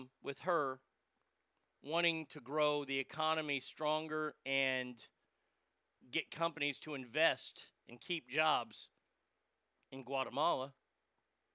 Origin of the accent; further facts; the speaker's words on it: United States; I'm an American